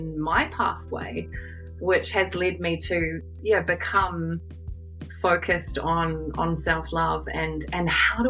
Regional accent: New Zealand; I am a New Zealander.

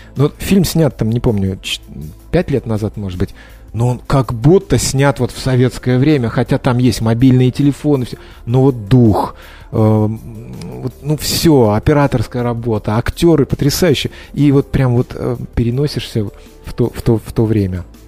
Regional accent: Georgia; я грузин

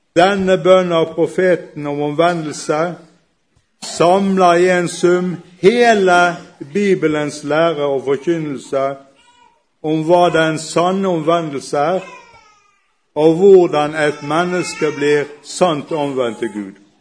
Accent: Bergen, Vestland, Norway; accent: Bergen dialect; skjønner dere sikkert med en gang hvor jeg kommer fra pga. dialekten. Jeg kommer fra Bergen

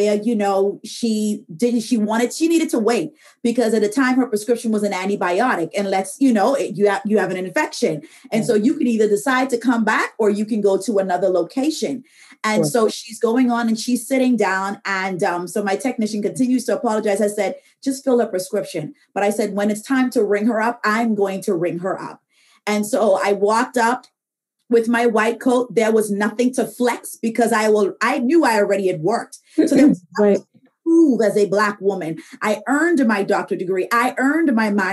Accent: Bahamas; moved away as an adult; now in United States; I'm originally from the Bahamas.

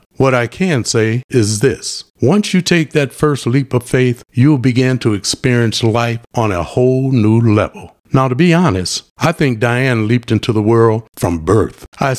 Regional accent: Michigan, United States; moved away as an adult; I grew up and lived in Michigan for the first 60 plus years.

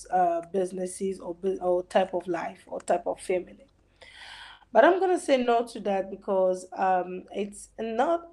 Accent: DR Congo; I'm from Congo, DRC

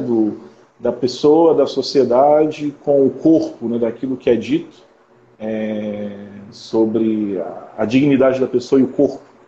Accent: Conceição de Macabu, Rio de Janeiro, Brazil; now in Macapá, Brazil; Eu sou do Rio de Janeiro, do interior do Rio, sou de Conceição de Macabu

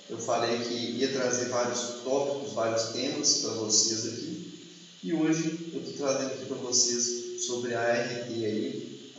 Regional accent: Minas Gerais, Brazil; eu sou de Minas Gerais

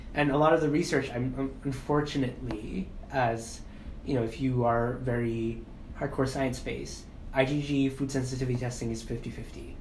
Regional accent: Philippines; I'm Filipino

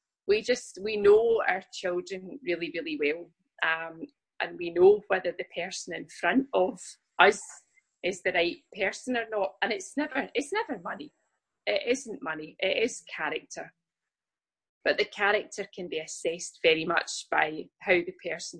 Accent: Scotland, United Kingdom; I'm from the UK, I'm from Scotland

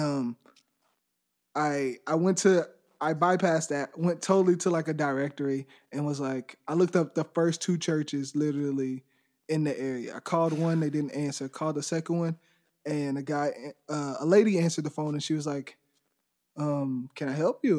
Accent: Dayton, Texas, United States; I'm from Dayton, Texas. It's a little small place right outside of Houston, about forty-five minutes

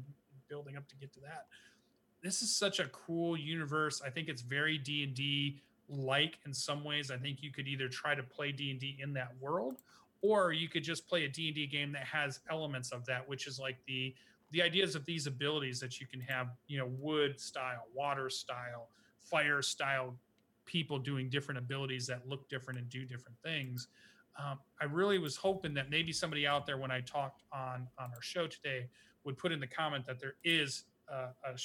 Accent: United States; I'm obviously an American

